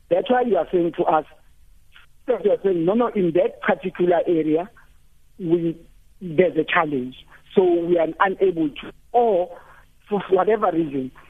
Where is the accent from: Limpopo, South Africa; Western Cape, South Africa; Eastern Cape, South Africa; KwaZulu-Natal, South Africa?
Limpopo, South Africa; now in Gauteng, South Africa; I'm here in Gauteng, but I'm from Limpopo.